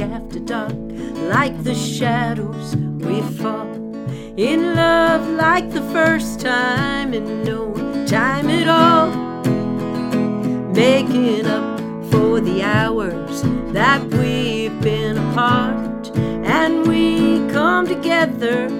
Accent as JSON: {"language": "English", "town": "New York City", "region": "New York", "country": "United States", "tie": "born or raised there", "moved": "as an adult", "said": "I moved here from New York City, which is where I was born and raised"}